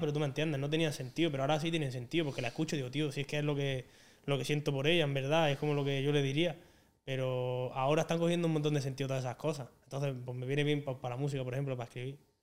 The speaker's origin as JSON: {"language": "Spanish", "region": "Andalusia", "country": "Spain", "said": "aquí somos así, somos de esta manera"}